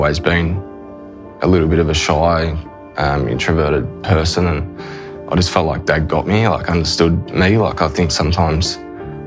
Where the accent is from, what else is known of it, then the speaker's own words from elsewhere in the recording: Queensland, Australia; also born or lived in Yarrawonga, Victoria; I was born in Yarrawonga, so little country town there on the border of New South Wales and Victoria. And grew up there till I was five, and Mum and Dad moved to Queensland